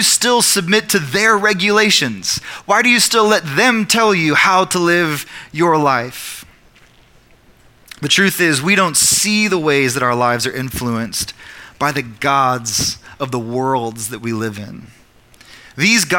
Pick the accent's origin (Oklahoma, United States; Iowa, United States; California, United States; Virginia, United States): Oklahoma, United States; I'm also an Oklahoman, and I'm also an American